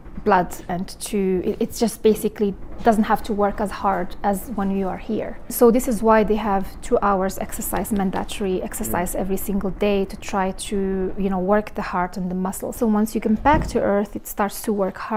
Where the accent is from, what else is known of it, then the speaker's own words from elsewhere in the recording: Morocco; moved away; I was born and raised in Morocco